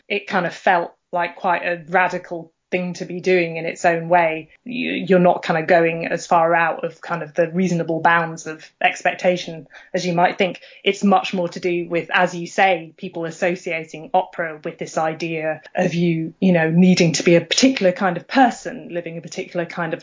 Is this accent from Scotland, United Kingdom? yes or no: no; Anglesey, North Wales, United Kingdom; moved away as an adult; also born or lived in London; I was growing up on Anglesey